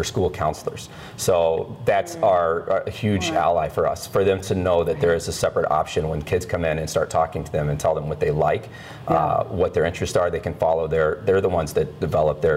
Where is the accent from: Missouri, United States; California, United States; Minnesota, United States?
Missouri, United States; Kansas City; moved away; I was originally from Kansas City, Missouri. So I went to UMKC for 2 years